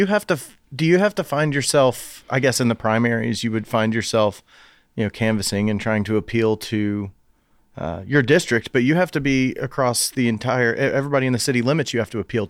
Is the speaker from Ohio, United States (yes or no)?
no; Knoxville, Tennessee, United States; I was born at Fort Sanders Hospital too.